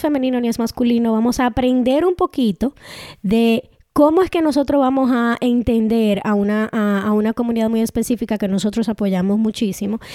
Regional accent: Dominican Republic; first language Spanish; now in Canada; En el grupo de dominicanos yo soy mayoría porque soy una mujer dominicana. Aquí en Canadá yo soy minoría porque soy inmigrante.

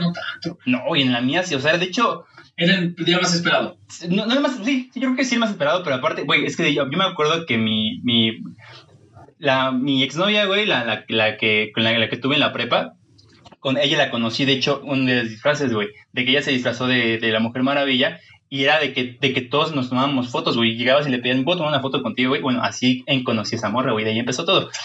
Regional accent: Mexico; yo soy muy mexicano

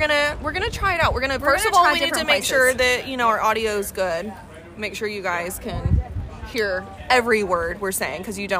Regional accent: Fort Worth, Texas, United States; moved away as an adult; now in Houston, United States; I come from Fort Worth. I grew up 10 minutes outside of downtown Fort Worth, Stockyards, Cowtown, downtown Fort Worth, love it so much.

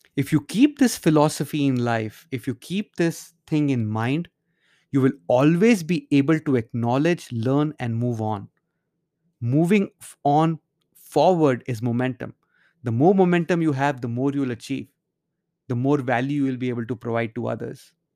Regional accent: India; moved away; while growing up in India, I used to live in a large subdivision

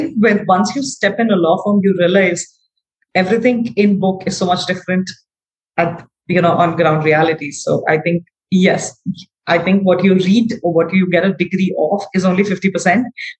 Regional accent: Darbhanga, Bihar, India; now in New Delhi, India; I am from a very small city called Darbhanga in Bihar. Okay. Bihar is one of the states in India.

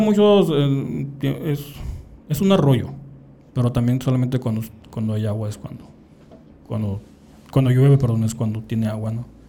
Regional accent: San Pedro de la Cueva, Sonora, Mexico; mi pueblo

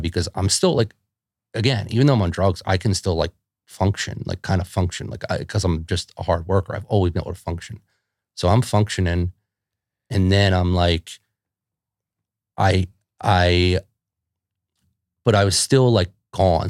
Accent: Philadelphia, Pennsylvania, United States; if you grew up in Philadelphia, like, like I did

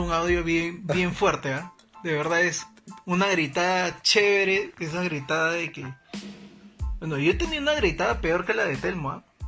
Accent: Peru; así somos los peruanos

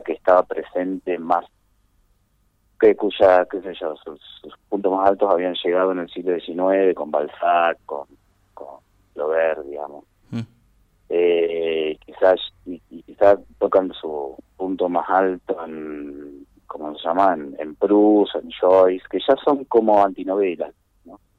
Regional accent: Esperanza, Santa Fe, Argentina; en ese mismo pueblo, en Esperanza, que es un pueblo que queda, eh, digamos, en la es la pampa gringa Santa santafesina

